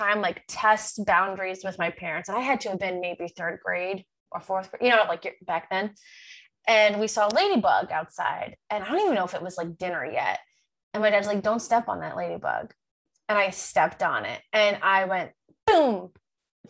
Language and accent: English; Long Island, New York, United States; moved away; I'm from Long Island